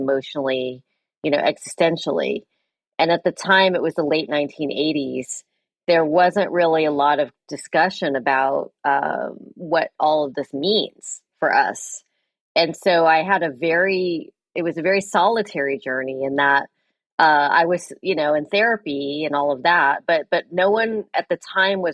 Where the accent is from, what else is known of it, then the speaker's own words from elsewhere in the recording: San Francisco Bay Area, California, United States; also born or lived in East Coast / West Coast; I grew up in the San Francisco Bay Area